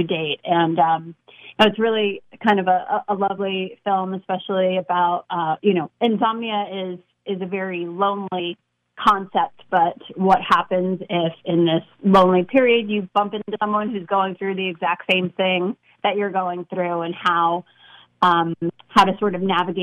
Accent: New York City, New York, United States; Born and raised in Brooklyn, like you said, went to NYU

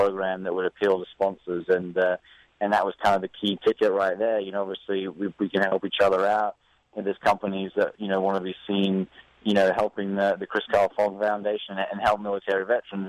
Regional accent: Gold Coast, Queensland, Australia; moved away as an adult; now in Indiana, United States; where I grew up on the Gold Coast in Australia.

